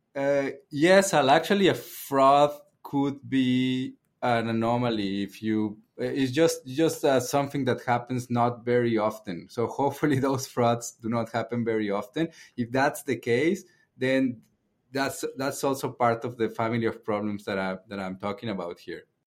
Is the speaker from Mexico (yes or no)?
yes; Mexico; moved away; I'm from Mexico